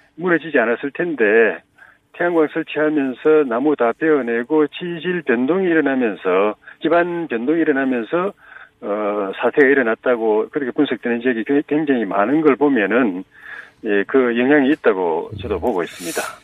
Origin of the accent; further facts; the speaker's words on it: South Korea; 제가 마침 어릴 때 낙동강 밑에서 태어나가지고 지류지천에서 자라가지고